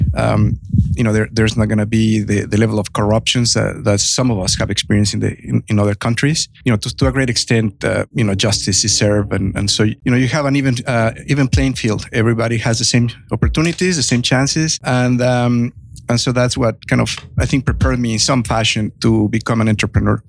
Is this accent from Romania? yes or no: no; Mexico; now in United States; I have a heavy accent. I'm originally from Mexico.